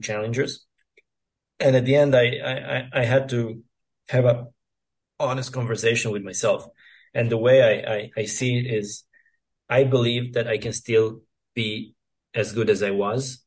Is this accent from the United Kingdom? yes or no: no; Serbia; I grew up here in Serbia where we had mostly clay court tennis